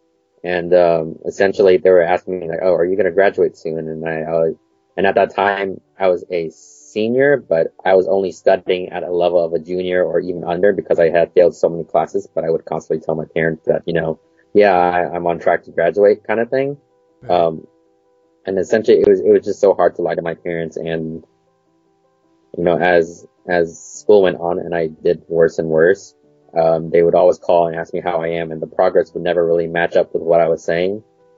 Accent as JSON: {"language": "English", "town": "Portland", "region": "Oregon", "country": "United States", "tie": "born or raised there", "said": "I was born in Portland, Oregon. Still there? Yep, I've lived here pretty much all my life."}